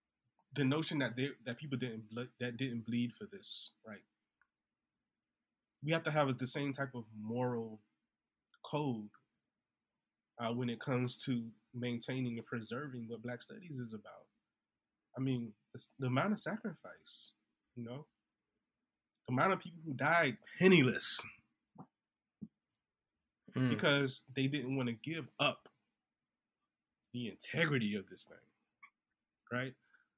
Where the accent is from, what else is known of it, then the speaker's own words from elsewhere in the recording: Orangeburg, South Carolina, United States; I think about I come from Orangeburg, the Orangeburg Massacre.